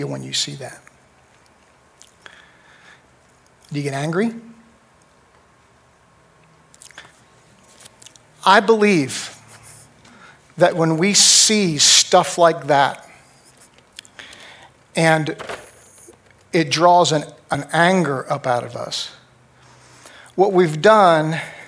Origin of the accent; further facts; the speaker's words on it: United States; I am an American